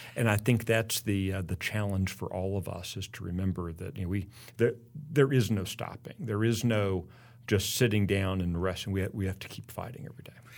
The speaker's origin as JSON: {"language": "English", "region": "Texas", "country": "United States", "said": "Oh, I'm from the United States. Where are you from? Texas."}